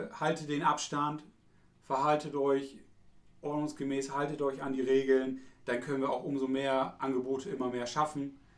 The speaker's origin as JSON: {"language": "German", "area": "East Frisia", "region": "Lower Saxony", "country": "Germany", "said": "Ich bin aus Friese"}